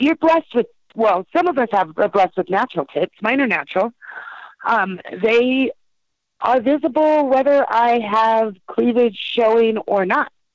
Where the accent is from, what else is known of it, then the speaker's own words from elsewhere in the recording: San Jose, California, United States; also born or lived in Los Angeles area; I was born in San Jose